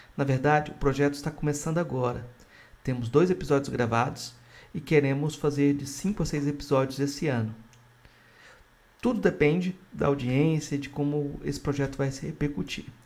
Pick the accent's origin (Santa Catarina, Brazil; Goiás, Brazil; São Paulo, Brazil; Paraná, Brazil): Goiás, Brazil; Jataí; now in Santo Amaro, Brazil; Eu que sou goiano, do Jataí